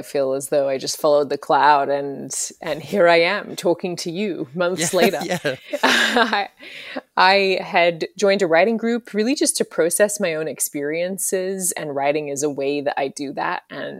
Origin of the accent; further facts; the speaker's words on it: Brisbane, Queensland, Australia; also born or lived in London; now in United States; And I'm from Brisbane, Australia, originally, and I've also lived over here in the States for quite a few years now. I've lived in London as well.